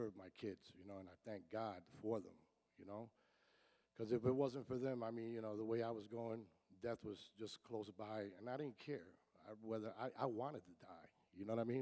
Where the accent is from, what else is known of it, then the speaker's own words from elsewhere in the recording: Paterson, New Jersey, United States; I was born and raised in Paterson, New Jersey